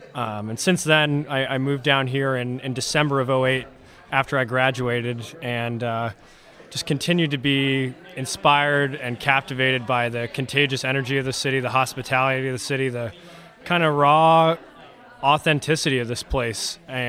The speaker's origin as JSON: {"language": "English", "region": "Southern California", "country": "United States", "moved": "as an adult", "lives_now": "New Orleans, United States", "said": "I'm originally from Southern California"}